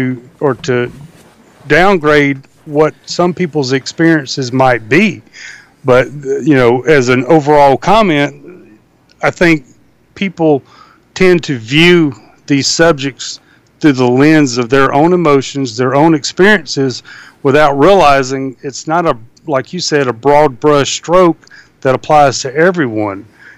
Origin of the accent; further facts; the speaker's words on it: Deep South, United States; My experiences growing up in the Deep South will be greatly different than yours.